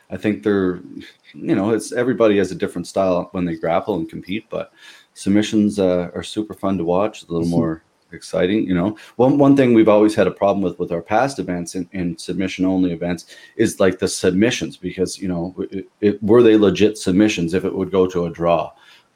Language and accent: English; Pictou, Nova Scotia, Canada; now in Halifax, Canada; I'm from Pictou